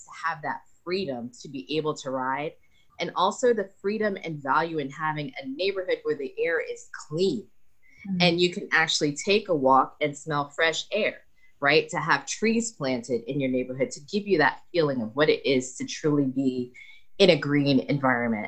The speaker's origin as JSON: {"language": "English", "region": "New York", "country": "United States", "tie": "born or raised there", "also_born_or_lived": "Los Angeles, United States / Boston, United States", "moved": "as an adult", "lives_now": "New Zealand", "said": "I grew up in New York"}